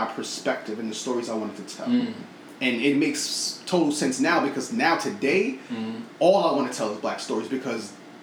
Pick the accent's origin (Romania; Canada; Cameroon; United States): United States; New York City, New York; My family's from Brooklyn, born and raised